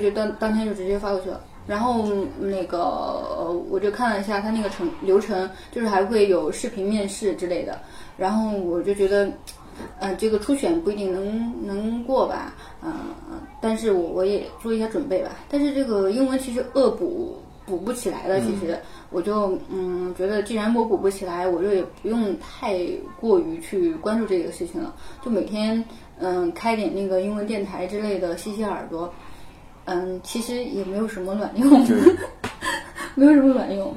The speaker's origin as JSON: {"language": "Chinese", "country": "China", "said": "作为一个，呃，中国人"}